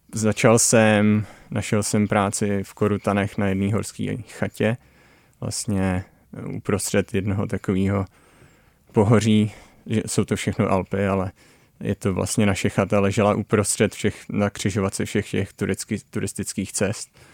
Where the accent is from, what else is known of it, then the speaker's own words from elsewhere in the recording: Dyje-Svratka Valley lowland, South Moravian Region, Czechia; moved away as an adult; now in British Columbia, Canada; jsem se narodil v Polavské nížině